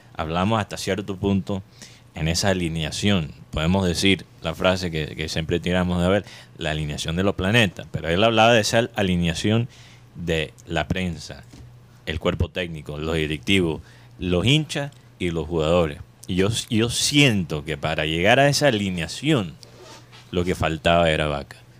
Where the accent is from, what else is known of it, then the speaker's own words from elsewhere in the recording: Caribbean coast, Colombia; accent: costeñol; en nuestra manera de hablar aquí en la costa hay la influencia oriental